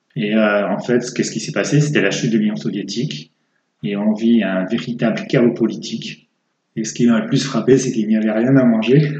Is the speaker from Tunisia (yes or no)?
no; France; moved away as an adult; also born or lived in England / Moscow, Russia; passer de l'anglais au russe quand on est français